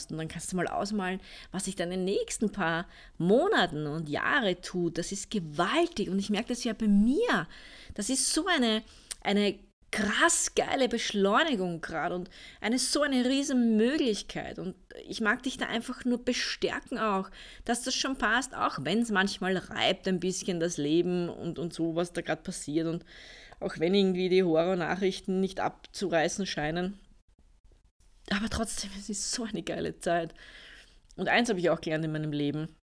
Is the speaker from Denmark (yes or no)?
no; Austria; also ich bin ja aus Österreich, wie man wahrscheinlich unschwer hören kann.